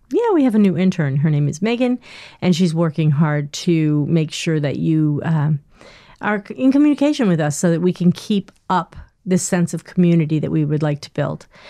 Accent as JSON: {"language": "English", "region": "Northeast", "country": "United States", "said": "I'm not from the South, I'm from the Northeast"}